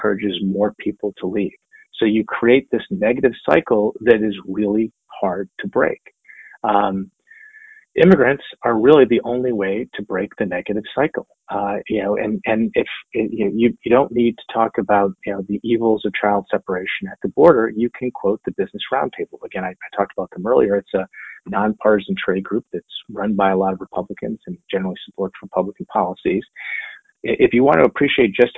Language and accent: English; Michigan, United States; I'm from Michigan.